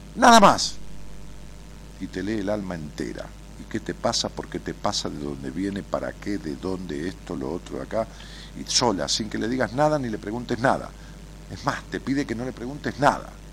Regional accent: Buenos Aires, Argentina; accent: porteño; como tenemos una tonada los porteños

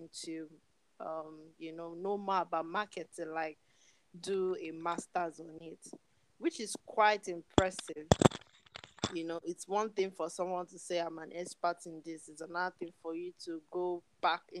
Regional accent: Nigeria; my country, Nigeria

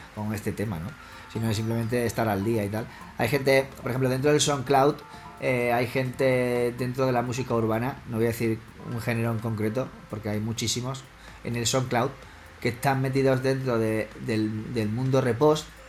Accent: Badajoz, Extremadura, Spain; mi madre es asturiana, mi padre es sevillano, mi madre asturiana y yo soy de Badajoz. nacimos aquí en Extremadura

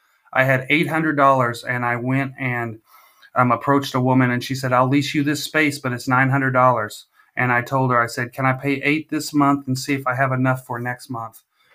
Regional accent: Visalia, California, United States; now in Missouri, United States; I'm from California originally, the Valley

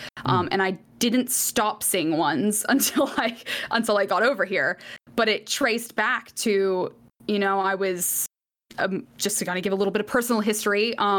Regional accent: Atlanta, Georgia, United States; born there; No. So I was born in Atlanta, Georgia.

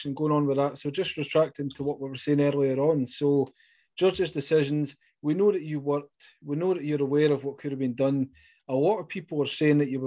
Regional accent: Scotland, United Kingdom; accent: Scottish; it's my Scottish accent

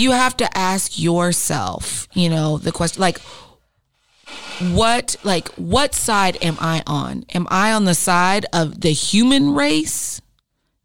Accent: United States; as an American

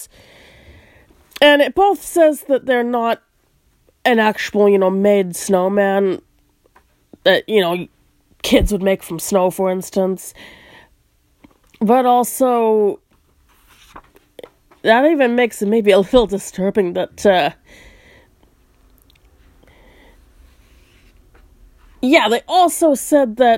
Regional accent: United States; I'm American

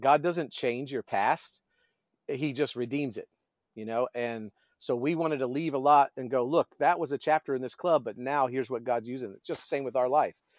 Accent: Destin, Florida, United States; moved away as an adult; also born or lived in Brevard County, Florida; I grew up in Destin

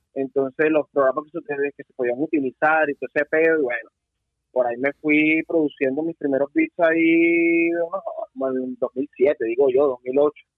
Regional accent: Venezuela; moved away as an adult; now in Miami, United States; un chavo normal que estuvo trabajando en el rap venezolano

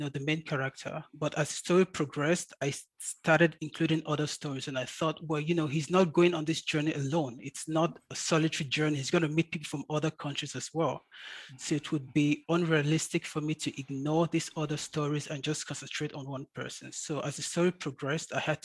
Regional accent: Nigeria; first language English; moved away as an adult; now in Munich, Germany; I'm a Nigerian born and bred

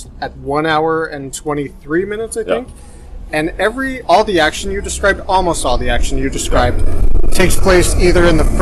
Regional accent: United States; as an American

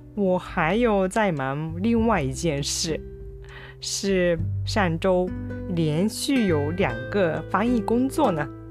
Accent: Kyushu, Japan; born or raised there; moved away

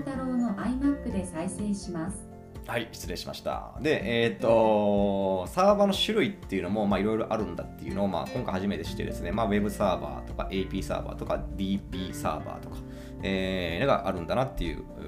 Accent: Imabari, Ehime, Japan; 今治市私の地元ですね

